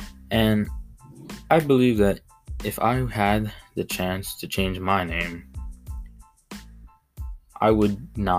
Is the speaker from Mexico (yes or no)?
yes; Mexico; accent: Mexican; names that I was, you know, used to saying because of my accent, my Mexican accent.